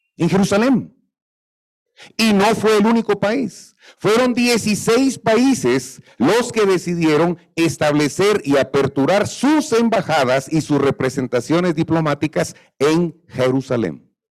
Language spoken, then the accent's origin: Spanish; Guatemala; Yo soy guatemalteco, me considero nacionalista, amo a mi Guatemala